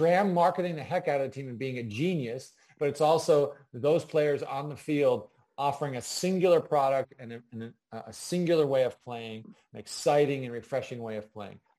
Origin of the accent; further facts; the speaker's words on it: California, United States; I grew up actually in Northern California and then Southern California.